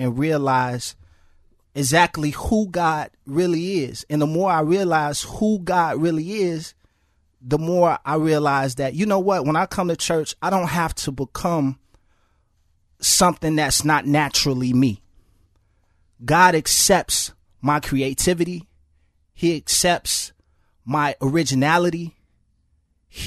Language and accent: English; Chicago, Illinois, United States; I grew up in Chicago public housing